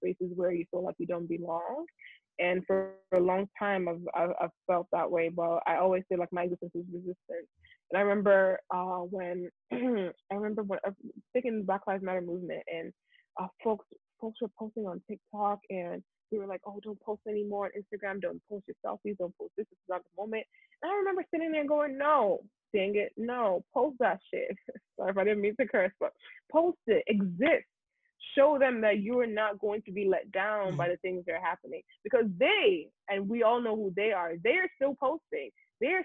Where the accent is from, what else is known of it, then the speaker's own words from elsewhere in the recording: Nigeria; first language Yoruba; English is a second language; moved away as an adult; now in United States; being Nigerian